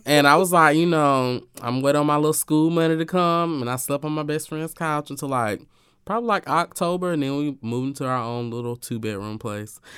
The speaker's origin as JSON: {"language": "English", "region": "Alabama", "country": "United States", "tie": "born or raised there", "moved": "yes", "said": "my hometown of Alabama"}